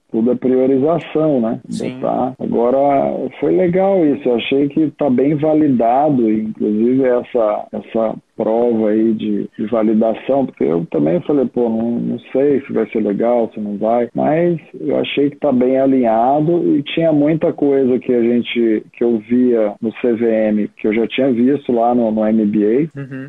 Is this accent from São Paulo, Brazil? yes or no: no; Minas Gerais, Brazil; moved away as an adult; Eu não sou daqui, sou de Minas